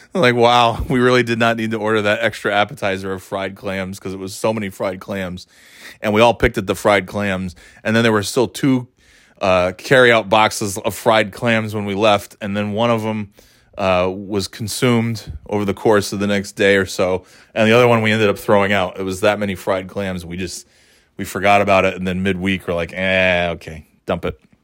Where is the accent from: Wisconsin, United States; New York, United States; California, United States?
New York, United States; growing up in New York